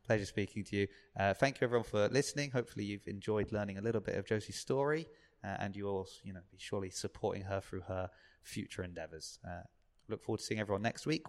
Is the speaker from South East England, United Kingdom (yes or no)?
yes; Southampton, South East England, United Kingdom; I grew up on the South Coast